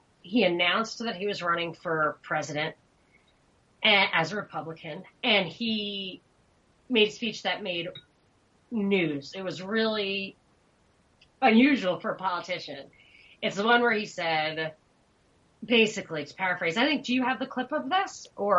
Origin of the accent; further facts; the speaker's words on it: New York, United States; As a New Yorker, it never really gets cold.